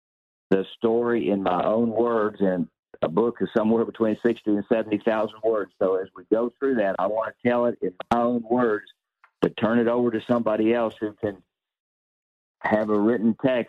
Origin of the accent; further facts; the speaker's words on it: the South, United States; accent: Southern; the way I speak with my Southern accent.